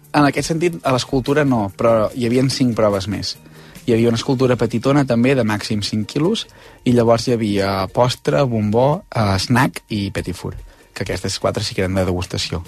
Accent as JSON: {"language": "Catalan", "area": "Osona", "region": "Catalonia", "country": "Spain", "said": "els que som d'Osona som molt d'Osona"}